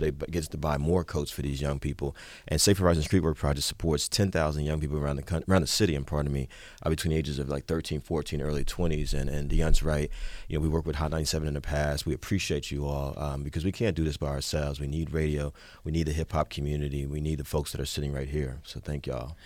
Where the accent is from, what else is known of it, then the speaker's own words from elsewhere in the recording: Jersey City, New Jersey, United States; also born or lived in Newark; now in Brooklyn, United States; I was born and raised in Jersey City